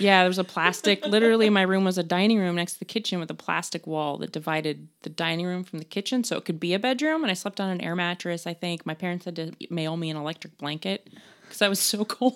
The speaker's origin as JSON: {"language": "English", "town": "Denver", "region": "Colorado", "country": "United States", "tie": "born or raised there", "also_born_or_lived": "New York", "moved": "yes", "said": "I was born in Denver, I grew up in New York"}